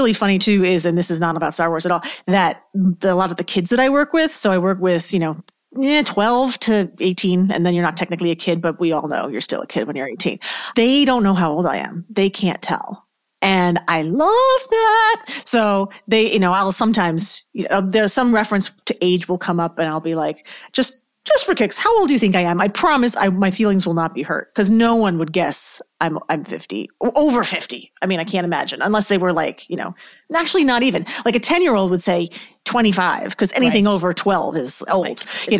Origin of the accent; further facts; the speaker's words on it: New York, United States; And I'm from New York originally, so I think that has a lot to do with it.